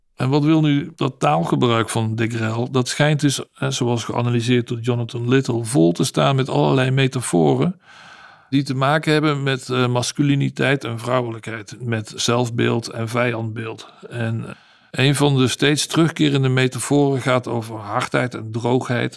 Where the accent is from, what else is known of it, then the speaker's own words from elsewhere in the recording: Amsterdam, North Holland, Netherlands; Ik kom uit Amsterdam